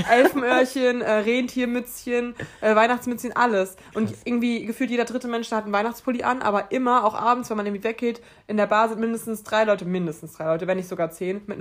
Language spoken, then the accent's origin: German; Mainz, Rhineland-Palatinate, Germany; ich komme aus Mainz, ich studiere Sport.